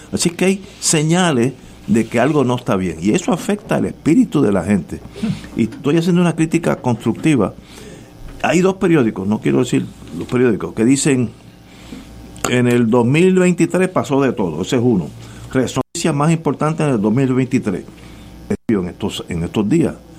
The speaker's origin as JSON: {"language": "Spanish", "country": "Puerto Rico", "also_born_or_lived": "New Hampshire, United States", "said": "como yo estoy en Puerto Rico, soy puertorriqueño"}